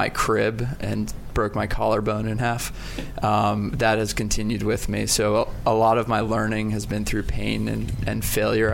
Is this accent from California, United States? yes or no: no; Northern Virginia, United States; I'm from Northern Virginia